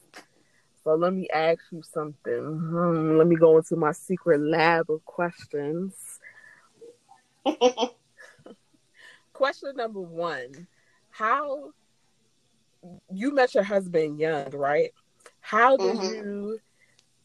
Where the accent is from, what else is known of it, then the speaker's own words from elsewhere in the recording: United States; I was born here. My older sister were born in Jamaica, and I was the first child to be born here